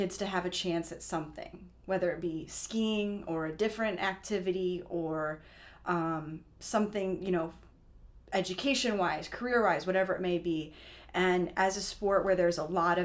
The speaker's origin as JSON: {"language": "English", "region": "Illinois", "country": "United States", "said": "I'm from Illinois, so when we'd go to ski school, we were going to Florida"}